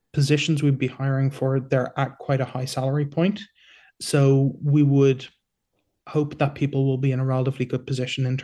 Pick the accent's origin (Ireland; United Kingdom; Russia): Ireland; now in Singapore; I'm Irish